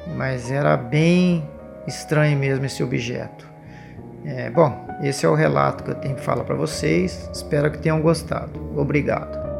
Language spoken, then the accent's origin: Portuguese; interior of São Paulo, Brazil; sou do interior de São Paulo